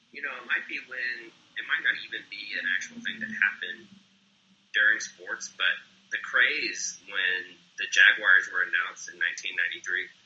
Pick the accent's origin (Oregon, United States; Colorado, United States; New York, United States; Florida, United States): Florida, United States; Jacksonville; also born or lived in Italy / Maryland; I was born in Jacksonville, and then we moved to Italy, and then we moved back to Jacksonville, then we moved to Maryland and back to Jacksonville. So Jacksonville, of all the places that I lived before I joined the Marine Corps, I was in Jacksonville the longest.